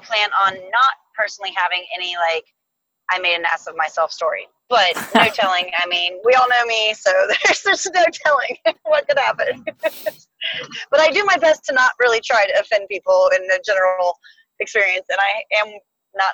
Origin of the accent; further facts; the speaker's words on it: United States; because we're American